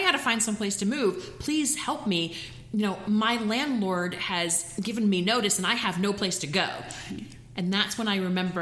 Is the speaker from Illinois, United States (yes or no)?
no; Tennessee, United States; now in New York City, United States; I'm from the South